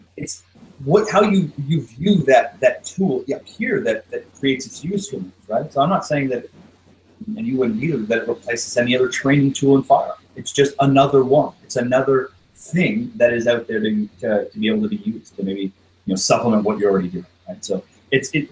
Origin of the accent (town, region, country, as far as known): Canada